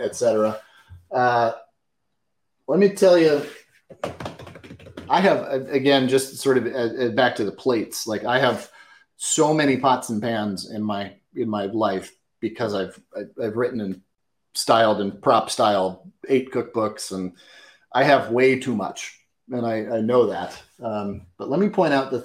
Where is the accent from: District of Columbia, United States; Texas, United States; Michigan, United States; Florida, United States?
District of Columbia, United States; Washington; I was born and raised in Washington, D.C.